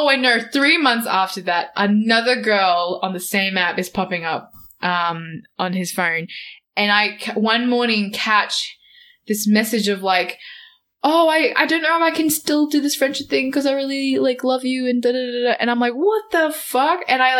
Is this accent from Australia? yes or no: yes; Australia; I'm very Australian